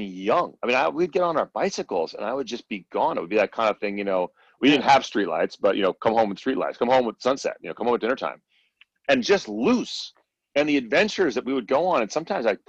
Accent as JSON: {"language": "English", "town": "Berkeley", "region": "California", "country": "United States", "tie": "born or raised there", "said": "I'm originally from Berkeley, California. I'm actually like fifth generation Bay Area"}